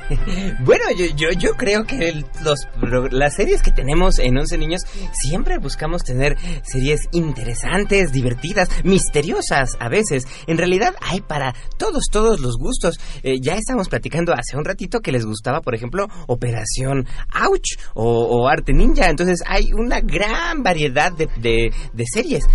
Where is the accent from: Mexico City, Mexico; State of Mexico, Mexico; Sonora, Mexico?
Mexico City, Mexico; Xochimilco; Yo soy originario de Xochimilco